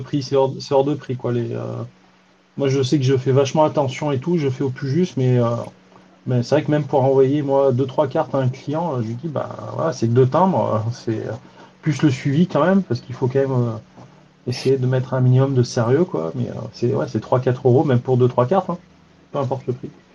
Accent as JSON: {"language": "French", "area": "Drôme", "region": "Auvergne-Rhône-Alpes", "country": "France", "said": "chez moi dans la Drôme"}